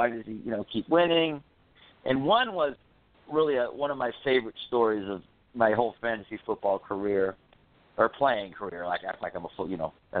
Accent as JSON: {"language": "English", "town": "Orlando", "region": "Florida", "country": "United States", "said": "Oh, Orlando, Florida."}